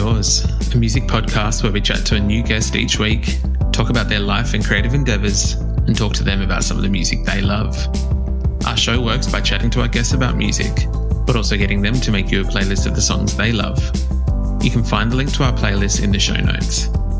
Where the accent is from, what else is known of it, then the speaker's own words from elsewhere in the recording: Australia; We in Australia do have a habit of kind of making things more nasally and butchering